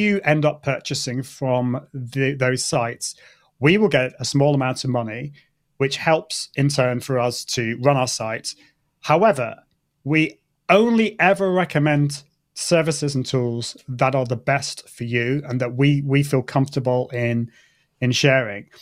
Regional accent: United Kingdom; accent: British; my British accent

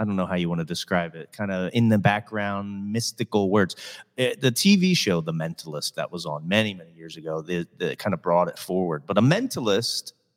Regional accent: Reading, Pennsylvania, United States; also born or lived in Hollywood, California; now in Southwest Florida, United States; I grew up in Reading, Pennsylvania, which is an hour outside of Philly

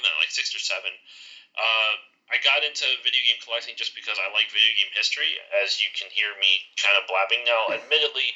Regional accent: Philadelphia area, Pennsylvania, United States; I'm from the Philly area. I'm over on the East Coast near Philly.

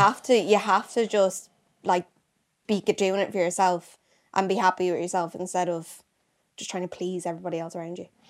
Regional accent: Gorey, County Wexford, Ireland; I'm from Wexford

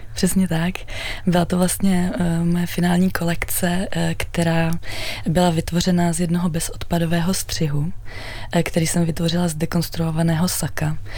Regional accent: Czechia; also born or lived in Amsterdam; absolvovala jednu Eh, univerzitu tady u nás v Čechách

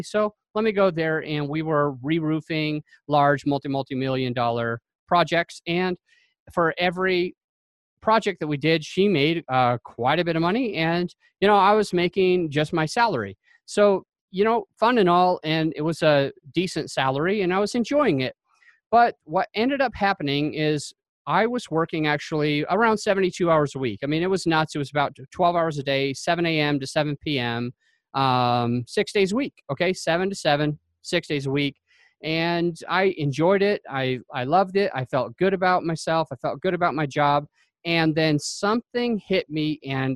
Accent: Utah, United States; moved away as an adult; now in Jacksonville, United States; I'm originally from Utah

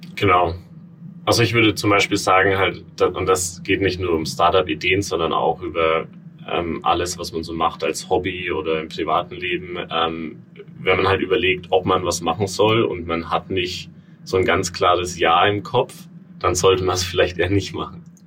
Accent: Franconia, Bavaria, Germany; moved away as an adult; now in New York, United States; ursprünglich ähm, komme ich aus Franken in, in Bayern

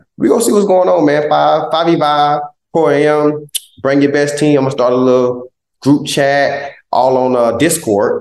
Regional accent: Southeast Georgia, United States; moved away; He's one of our biggest role models in Southeast Georgia.

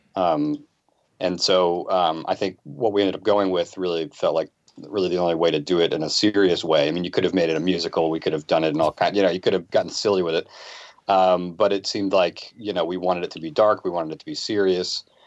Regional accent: Boston, Massachusetts, United States; I'm from the Boston area

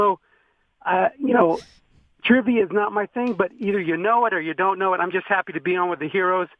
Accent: Rancho Cucamonga, California, United States; I'm from Rancho Cucamonga, California.

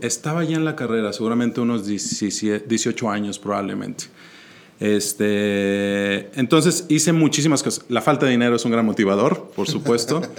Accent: Monterrey, Nuevo León, Mexico; born or raised there; also born or lived in Mexico City

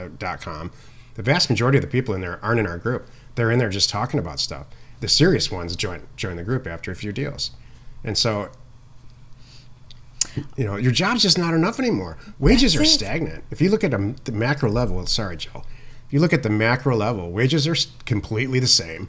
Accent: Midwest, United States; I'm from the Midwest

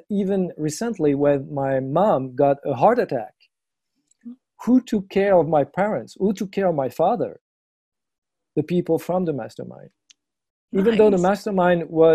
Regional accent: eastern France, France; I'm from France, obviously, from the eastern part next to Germany and Switzerland

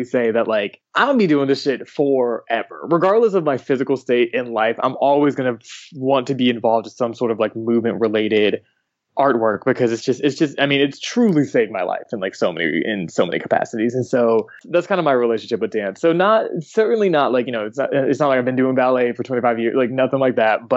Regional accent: Atlanta, Georgia, United States; growing up in Atlanta

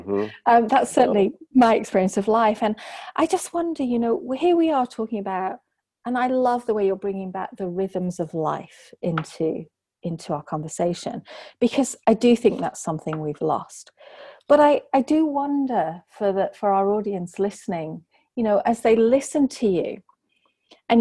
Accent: England, United Kingdom; I'm from England

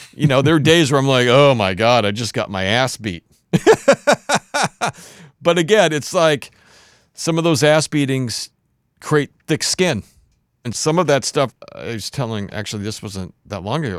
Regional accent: Warroad, Minnesota, United States; I grew up in this very small town in Minnesota called Warroad, Minnesota

